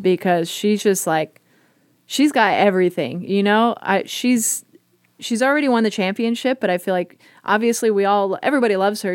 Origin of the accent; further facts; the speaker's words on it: Bay Area, California, United States; moved away; I grew up in the Bay Area